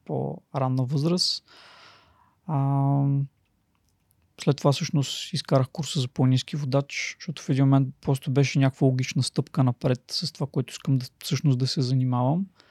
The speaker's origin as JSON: {"language": "Bulgarian", "town": "Plovdiv", "region": "Plovdiv Province", "country": "Bulgaria", "tie": "born or raised there", "said": "родом съм от Пловдив"}